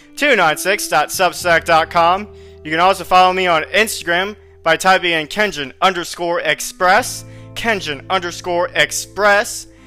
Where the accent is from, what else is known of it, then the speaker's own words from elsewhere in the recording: Florida, United States; moved away as an adult; now in San Antonio, United States; a school that I got accepted in Florida is more or less within the same area or region of my hometown